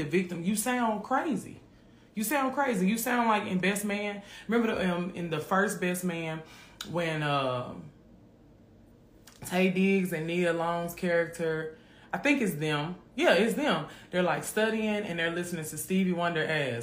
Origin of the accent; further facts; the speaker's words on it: Memphis, Tennessee, United States; I grew up in Orange Mound in Memphis.